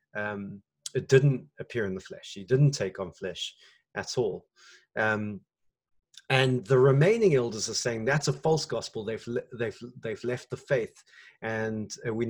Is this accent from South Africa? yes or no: yes; South Africa; as a South African